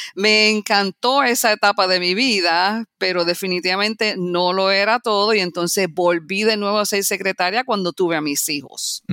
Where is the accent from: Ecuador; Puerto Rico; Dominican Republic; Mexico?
Puerto Rico; moved away as an adult; also born or lived in New York City, United States; now in Florida, United States; yo nací en los Estados Unidos, en la ciudad de Nueva York. Me mudé para Puerto Rico a la edad de 7 años. Viví 29 años